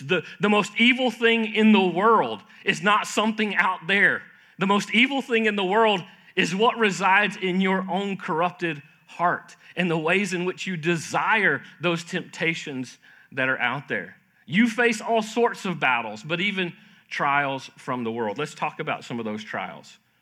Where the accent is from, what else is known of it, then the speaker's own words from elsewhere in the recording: Florida, United States; I grew up in Florida, uh, wonderful time growing up there